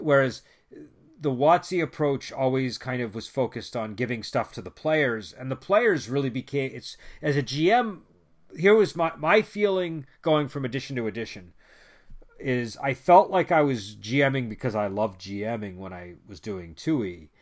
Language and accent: English; United States; I'm an American, and I was, grew up in the nineties